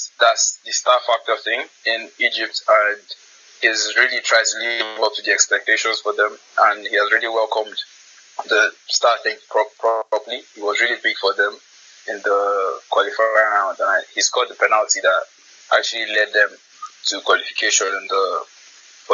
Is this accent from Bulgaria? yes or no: no; Nigeria; as a Nigerian